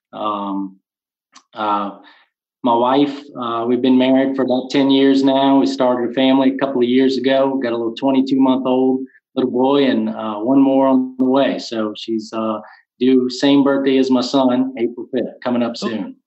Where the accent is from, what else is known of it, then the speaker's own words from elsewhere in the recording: Luling, Louisiana, United States; I was born and raised in Luling, Louisiana. Uh, still currently reside here